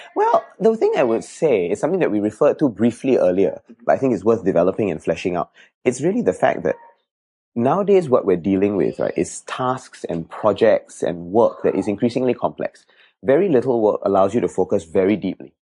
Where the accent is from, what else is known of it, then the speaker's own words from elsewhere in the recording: Singapore; I was born in Jalan Kayu for a couple of years, and we stayed there. And then after that, we moved to Bedok North, and then we moved here after that when I was seven